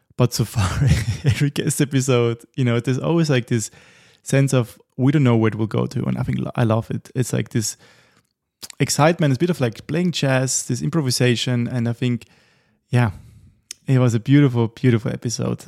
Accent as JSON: {"language": "English", "country": "Austria", "moved": "yes"}